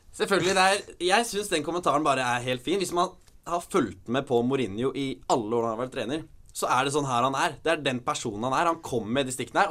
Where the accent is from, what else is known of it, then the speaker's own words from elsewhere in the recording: Norway; Vi er jo nordmenn